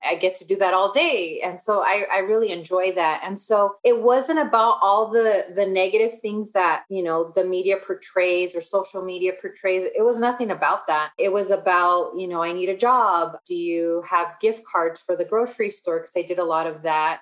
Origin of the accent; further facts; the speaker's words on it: Riverside, California, United States; also born or lived in Los Angeles, California (South Central); So, I was born in Los Angeles, but my parents moved, bought a house. There was a housing boom in the 80s. So, I lived in South Central until I would say maybe I was in fourth grade when we, we bought a house here in Riverside